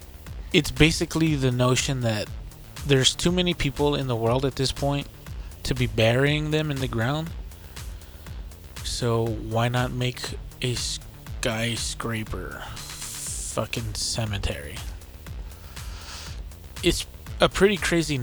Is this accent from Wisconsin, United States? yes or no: no; Texas, United States; we're from Texas